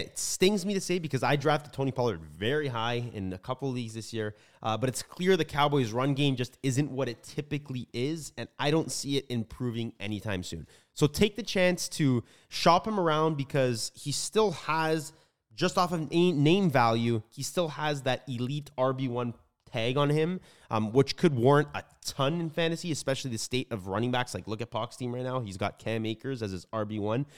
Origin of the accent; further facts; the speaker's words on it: Toronto, Ontario, Canada; we are from Canada, Toronto to be exact.